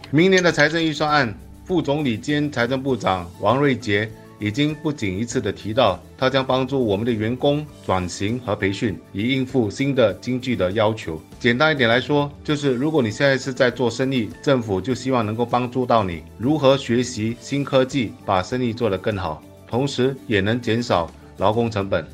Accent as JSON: {"language": "Chinese", "country": "Singapore", "said": "作为新加坡人"}